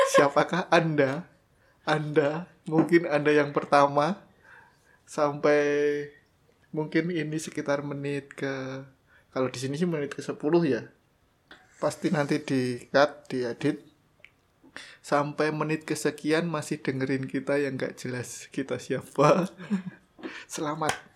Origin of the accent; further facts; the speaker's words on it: Java, Indonesia; kita berdua dari Jawa.